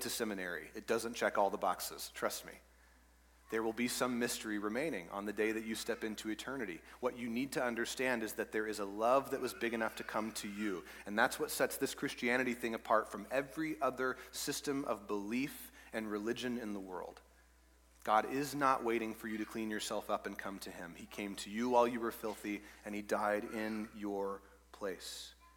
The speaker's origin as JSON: {"language": "English", "region": "East Texas", "country": "United States", "tie": "born or raised there", "said": "I grew up in East Texas"}